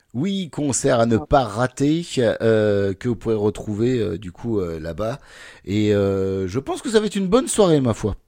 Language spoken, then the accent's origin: French; Normandy, France; je viens de Normandie